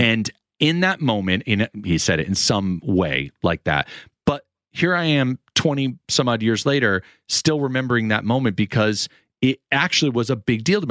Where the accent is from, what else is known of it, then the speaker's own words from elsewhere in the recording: Sarasota, Florida, United States; also born or lived in Manchester, Connecticut; my mother took me away from my homeland and moved me to the sunny beaches of Sarasota, Florida.